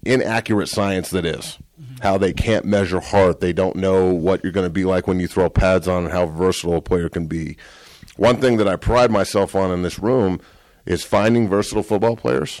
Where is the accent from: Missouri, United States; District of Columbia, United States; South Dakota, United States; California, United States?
California, United States; Santa Cruz; I'm from Santa Cruz